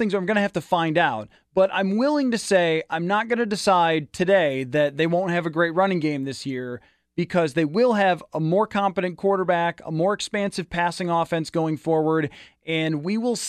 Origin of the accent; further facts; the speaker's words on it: Buffalo, New York, United States; moved away; I grew up in Buffalo. That's where I came from.